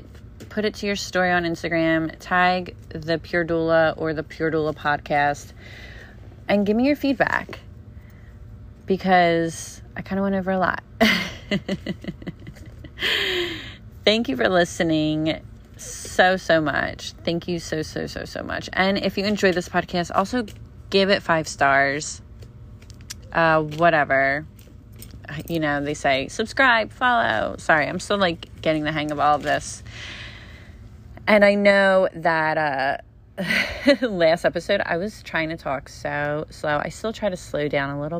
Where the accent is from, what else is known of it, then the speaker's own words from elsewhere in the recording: Pennsylvania, United States; also born or lived in Las Vegas; now in New Jersey, United States; I'm originally from Pennsylvania